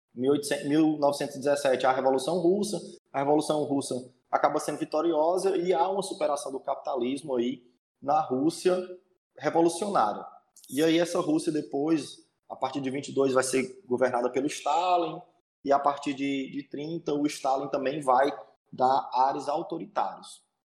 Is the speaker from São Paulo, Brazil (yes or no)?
no; interior of Ceará, Brazil; sou do interior do Ceará, é, do capítulo Cidade de Iguatu